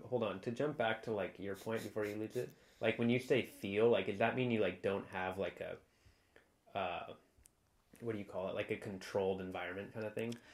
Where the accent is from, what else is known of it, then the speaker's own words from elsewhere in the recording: Santa Barbara, California, United States; growing up in Santa Barbara